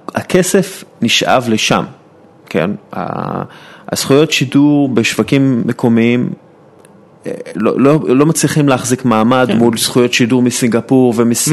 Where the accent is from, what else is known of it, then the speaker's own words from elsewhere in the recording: Israel; אנחנו יודעים כישראלים